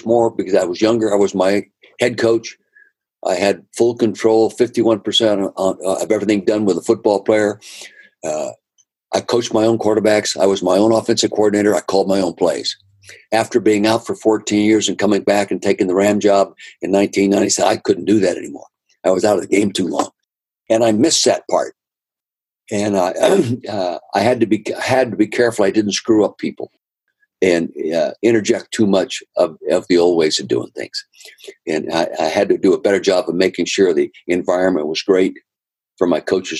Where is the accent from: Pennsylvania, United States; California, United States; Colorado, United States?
California, United States; Calistoga; I grew up in the Napa Valley, north end of the Napa Valley, Calistoga.